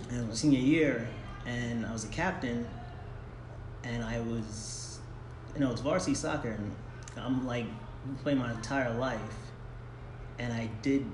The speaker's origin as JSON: {"language": "English", "area": "Long Island", "region": "New York", "country": "United States", "tie": "born or raised there", "said": "born and raised in New York"}